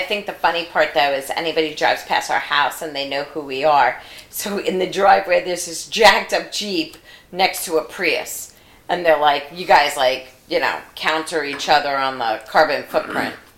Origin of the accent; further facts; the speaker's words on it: New York, United States; moved away; also born or lived in Washington D.C.; I'm from New York, and I lived in Washington D.C.